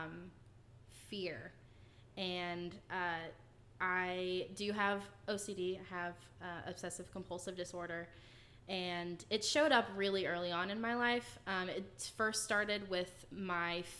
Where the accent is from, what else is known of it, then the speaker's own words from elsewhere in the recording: Fort Worth, Texas, United States; I was born and raised in Texas. I was born in Fort Worth, and I lived there for the first 10, 11 years of my life.